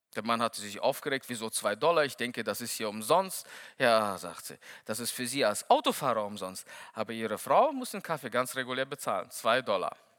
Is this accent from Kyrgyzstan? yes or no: yes; Kyrgyzstan; now in Lage, Germany; Ich bin der Älteste von sechs Kindern. Und, ähm, Bei uns in Kirgisien